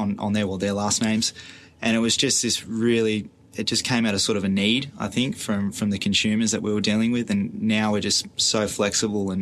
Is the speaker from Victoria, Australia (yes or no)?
no; Stanwell Park, Coalcliff, New South Wales, Australia; I actually grew up in Stanmore Park, Colcliffe, sort of went in between the two. Lived there pretty much all my life